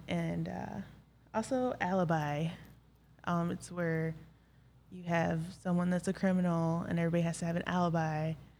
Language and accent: English; Black River Falls, Wisconsin, United States; I'm from Black River Falls, Wisconsin.